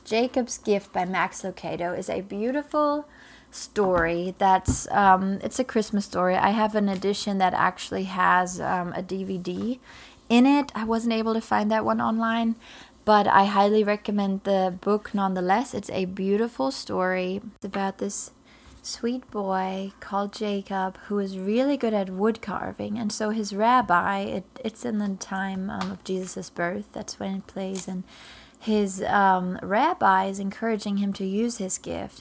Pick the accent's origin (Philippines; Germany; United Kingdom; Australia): Germany; English is a second language; moved away as an adult; now in Florida, United States; I was born in Germany, I'm all German, um, and I, I was raised there.